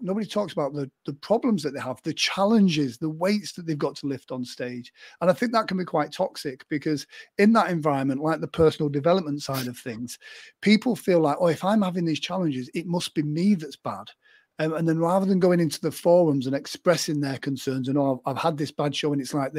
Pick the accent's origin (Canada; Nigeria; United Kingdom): United Kingdom; England; I'm English